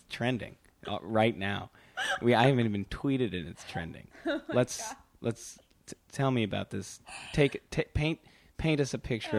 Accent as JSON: {"language": "English", "region": "Wisconsin", "country": "United States", "said": "I'm from Wisconsin."}